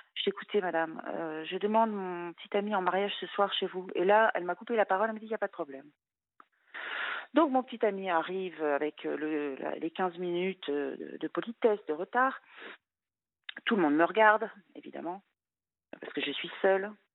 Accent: France; also born or lived in Luxembourg; j'étais française

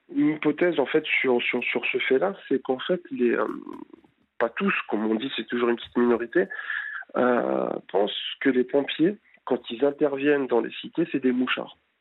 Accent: France; Je suis français, mais d'origine étrangère, donc ici du Maghreb

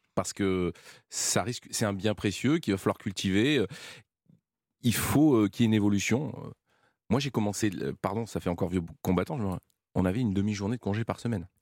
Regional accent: Valence, Auvergne-Rhône-Alpes, France; gamin, chez moi, manger beaucoup de légumes. Pourquoi manger beaucoup de légumes Parce que je suis né à Valence

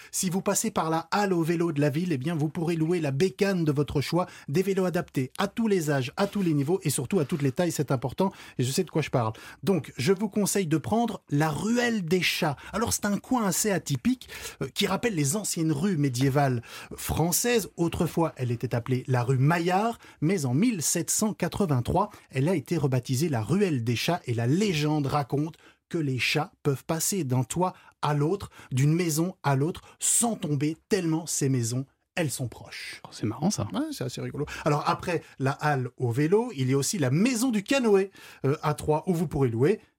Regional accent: Brussels, Brussels-Capital Region, Belgium; Alors, j'aurais bien voulu, mais moi je viens de Bruxelles.

